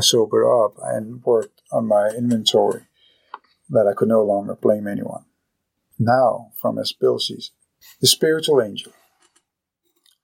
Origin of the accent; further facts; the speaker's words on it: Copenhagen, Capital Region of Denmark, Denmark; I am still Danish. I am still from Copenhagen.